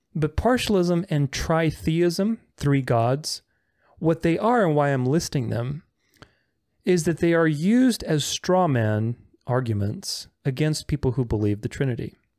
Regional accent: Bucharest, Romania; I'm Romanian. I'm not from Transylvania, I'm from the south of Romania, Bucharest

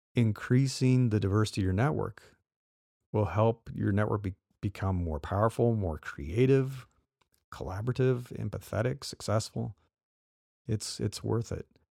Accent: Midwest, United States; now in California, United States; I live in California and been here a long time, but I grew up in the Midwest

